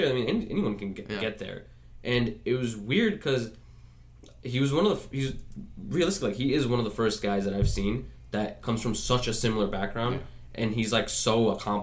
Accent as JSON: {"language": "English", "town": "New York City", "region": "New York", "country": "United States", "tie": "born or raised there", "said": "I grew up in Queens"}